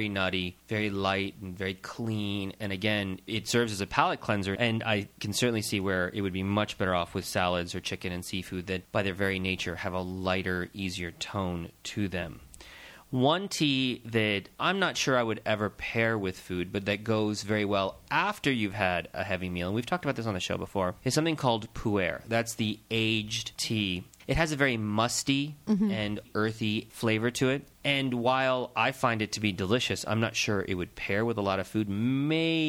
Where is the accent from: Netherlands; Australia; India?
India; being Indian